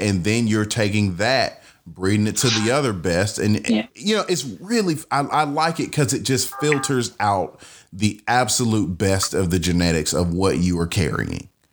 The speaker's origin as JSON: {"language": "English", "town": "Atlanta", "region": "Georgia", "country": "United States", "said": "I'm from Atlanta"}